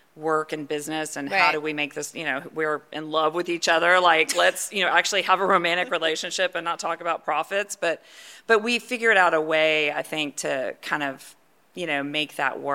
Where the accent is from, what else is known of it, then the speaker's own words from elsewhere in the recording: Sugar Land, Texas, United States; also born or lived in Houston, Texas; I'm born and bred Houstonian. I just, you know, I was telling you I grew up in Sugar Land